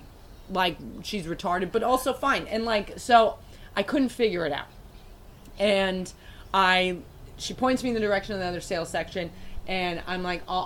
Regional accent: United States; I'm American

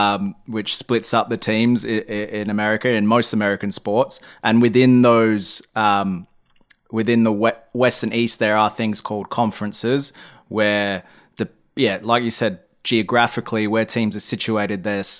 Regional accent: Australia; especially as an Australian, right? We don't have any of that in our sports.

